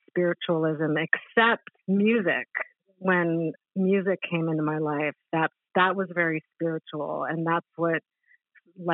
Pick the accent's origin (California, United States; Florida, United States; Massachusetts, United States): California, United States; Los Angeles; accent: Californian; also born or lived in New York City; not only do I have the Californian accent, but I was raised pretty much in Los Angeles